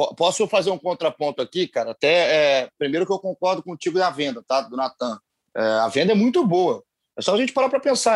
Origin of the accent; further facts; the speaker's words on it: Juiz de Fora, Minas Gerais, Brazil; Somos mineiros, somos mineiros, Juiz de Fora